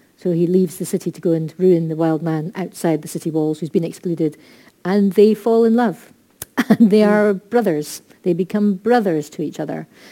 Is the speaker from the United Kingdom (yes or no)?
yes; Scotland, United Kingdom; we are Scottish